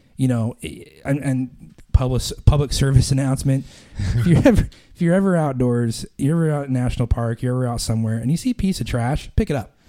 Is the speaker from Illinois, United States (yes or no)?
no; Boise, Idaho, United States; moved away as an adult; also born or lived in Ashton, Idaho; now in Pennsylvania, United States; I grew up in Boise, which is, is 250,000 people.